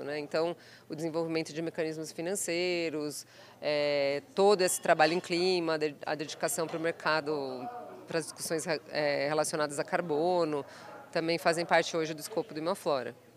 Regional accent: Botucatu, São Paulo, Brazil; moved away; eu nasci em Botucatu, passei por outras cidades

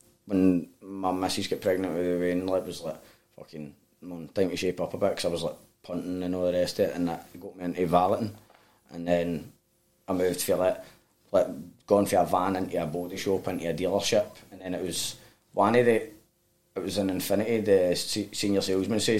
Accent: Glasgow, Scotland, United Kingdom; I'm Gorbals.

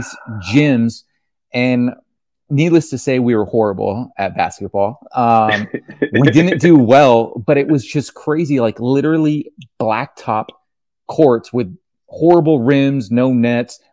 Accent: Canebrake, California, United States; also born or lived in Ventura, California; I was born in Ventura, California. And so grew up with the beach life for the first, like, 6 or so years. And then my dad didn't like crowds. And so he took us up into the middle of nowhere, Canebrake, California

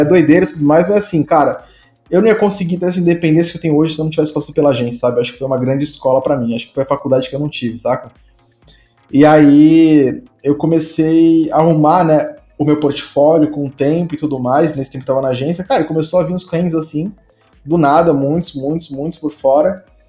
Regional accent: Santo André, São Paulo, Brazil; eu sou de Santo André, né? Eu nasci em Santo André aí, que é interior de São Paulo

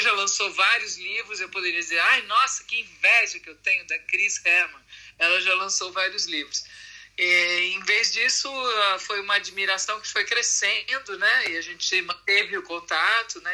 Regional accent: São Paulo, Brazil; moved away as an adult; now in Italy; Eu nasci em São Paulo

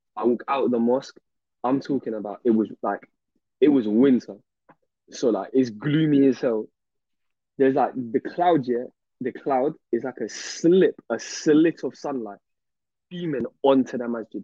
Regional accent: London, United Kingdom; I'm from South London

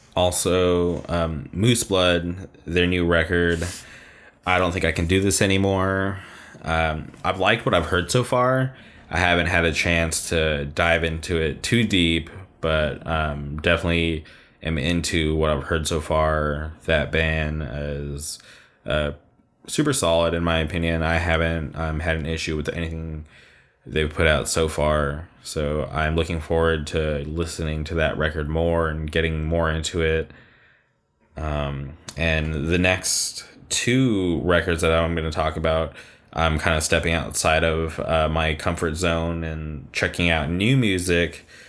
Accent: Palm Springs, California, United States; my hometown

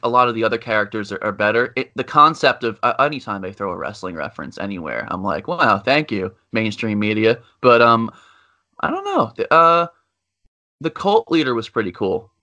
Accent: Long Island, New York, United States; me being from Long Island

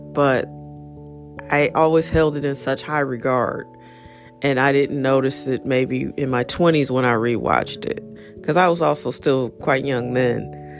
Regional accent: St. Louis, Missouri, United States; I'm from St. Louis

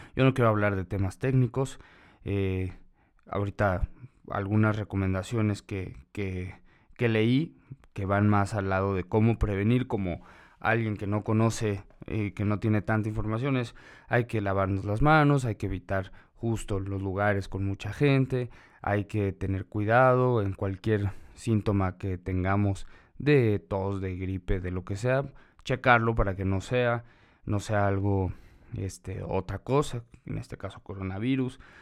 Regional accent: Mexico; esa es nuestra responsabilidad como ciudadanos, como mexicanos

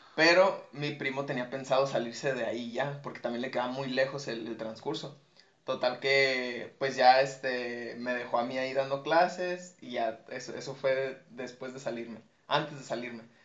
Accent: Guadalajara, Jalisco, Mexico; now in Tijuana, Mexico; yo no soy de aquí de Tijuana, yo soy de Guadalajara

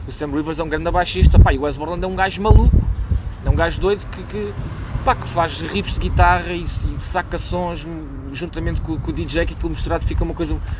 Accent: Loures, Lisbon, Portugal; also born or lived in Príncipe Real, Lisbon; eu sou da Portela. Um, portanto, a vida de bairro eu conheço bem

